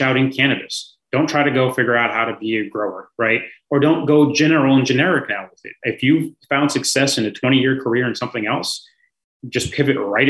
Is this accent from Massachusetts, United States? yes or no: no; San Francisco, California, United States; moved away; I grew up in San Francisco by that beach